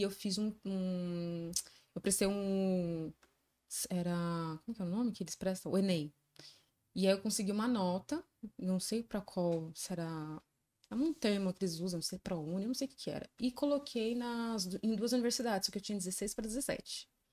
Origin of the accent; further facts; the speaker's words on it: São Bernardo do Campo, São Paulo, Brazil; me criei em escola pública, é, e entrei para ET, né, Tec Lauro Gomes, que eu sou de São Bernardo do Campo.